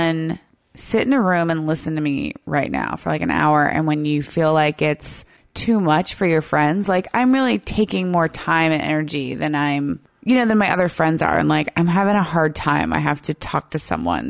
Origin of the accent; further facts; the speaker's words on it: United States; as an American